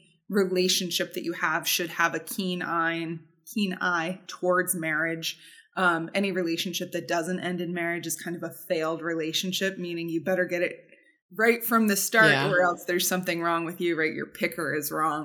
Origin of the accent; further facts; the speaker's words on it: Southern Ohio, United States; where I grew up in Southern Ohio